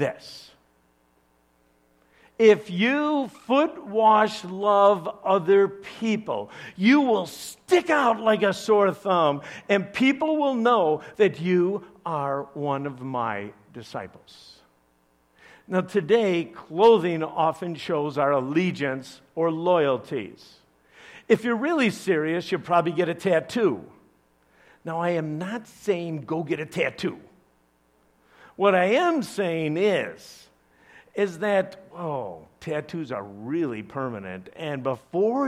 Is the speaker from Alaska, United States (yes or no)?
no; Chicago, Illinois, United States; I'm from Chicago